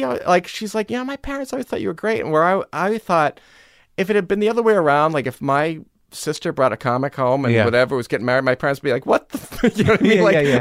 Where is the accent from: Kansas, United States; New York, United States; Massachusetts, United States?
Massachusetts, United States; Newton; when I was a kid, you know, I grew up in Newton.